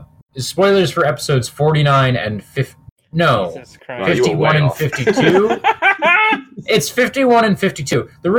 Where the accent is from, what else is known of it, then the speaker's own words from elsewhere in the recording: Kansas, United States; I'm from Kansas